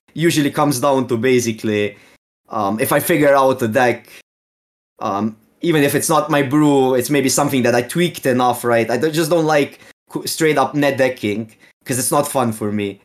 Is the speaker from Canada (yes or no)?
no; Slovenia; English is a second language; I'm from Slovene, so it's, um, like, the closest it is, is Ge-, is, uh, like, we live really close to Austrian border